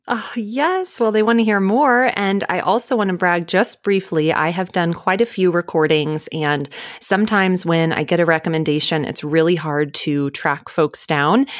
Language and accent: English; Dallas, Texas, United States; now in Los Angeles, United States; I am originally from Dallas